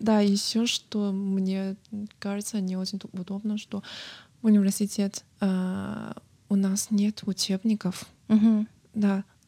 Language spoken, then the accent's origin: Russian; Zibo, Shandong, China; Russian is a second language; moved away as an adult; now in Yekaterinburg, Russia; я приехала из города Цейпо, провинции Шандон